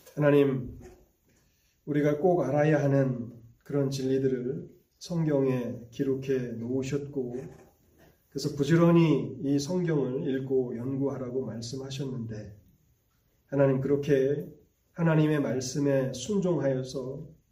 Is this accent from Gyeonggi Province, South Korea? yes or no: yes; Gyeonggi Province, South Korea; moved away; 저는 고향이 경기도인데